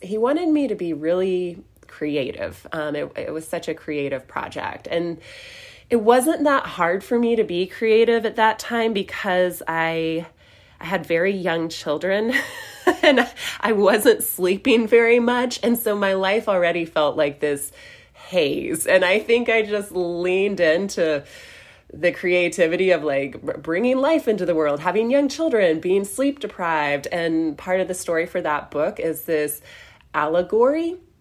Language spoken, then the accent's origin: English; Western North Carolina, United States; I grew up in Western North Carolina